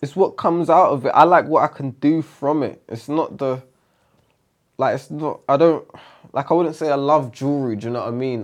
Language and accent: English; London, United Kingdom; So that's where I grew up. I grew up in E C